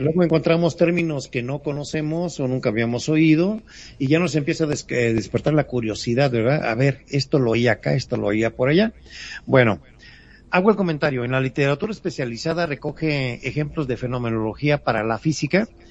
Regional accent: Mexico; como buenos mexicanos

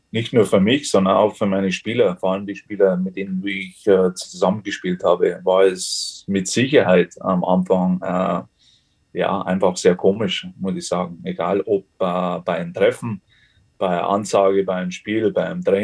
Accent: Germany; moved away; fühle mich natürlich noch als Deutscher, ist ganz klar, aber trotzdem, ja, ich bin natürlich schon so lange jetzt hier

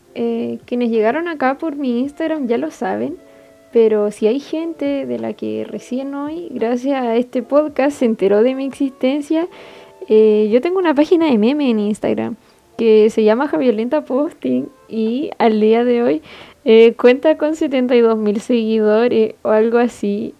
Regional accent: Iquique, Tarapacá, Chile; soy de Chile, específicamente Iquique. Estudio química y farmacia acá mismo.

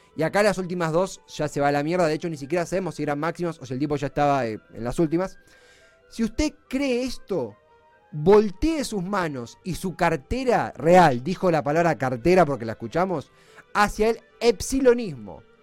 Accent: Lanús, Buenos Aires Province, Argentina; Nací en Lanús

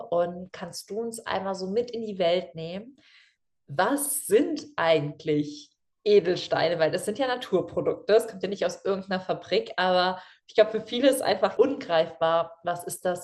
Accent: Germany; weil wir kommen aus der Eifel

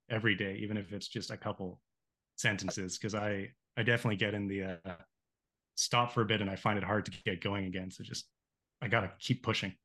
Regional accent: Canada; my hometown here so in canada on a lake

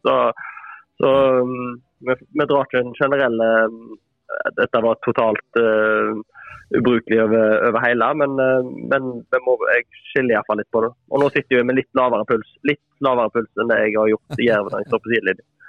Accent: Etne, Vestland, Norway; jeg er jo ikke fra Åkra, da, men uh, Etne

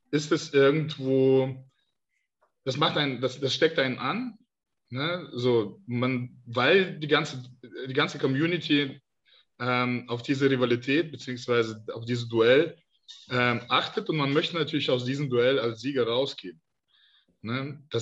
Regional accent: Denmark; ich aus Dänemark komme.

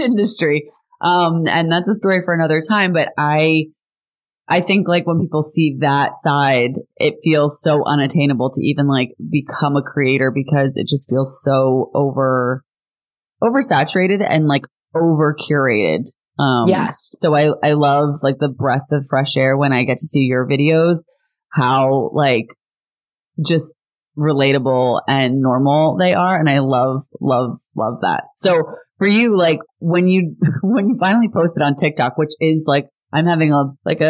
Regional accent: New Jersey, United States; I grew up in Jersey

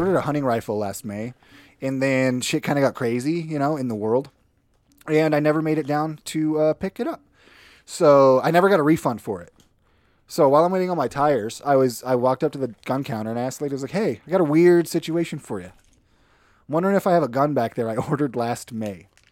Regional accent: northern Minnesota, United States; moved away; also born or lived in Idaho; I'm originally from northern Minnesota

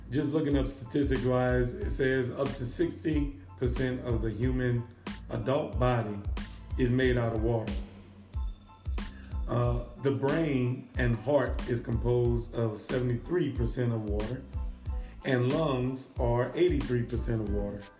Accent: Louisiana, United States; I'm from Louisiana. I'm from Louisiana.

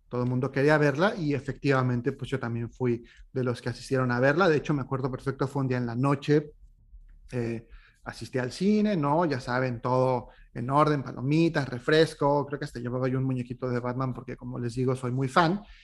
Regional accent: Mexico; moved away as an adult; now in Montreal, Canada; lejos de tierras mexicanas de donde soy originario

